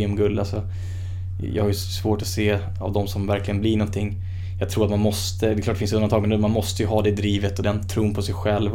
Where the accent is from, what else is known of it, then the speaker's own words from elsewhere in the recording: Sweden; här hemma i Sverige